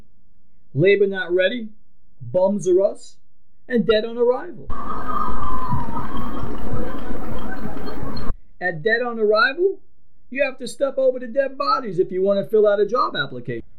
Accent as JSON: {"language": "English", "town": "New York City", "region": "New York", "country": "United States", "tie": "born or raised there", "said": "growing up in Brooklyn"}